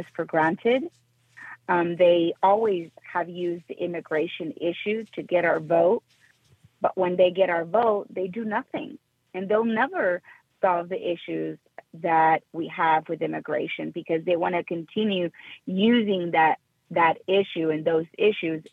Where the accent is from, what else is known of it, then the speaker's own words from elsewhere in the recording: Mexico; now in South Texas, United States; I was born in Mexico. I was raised with strong conservative values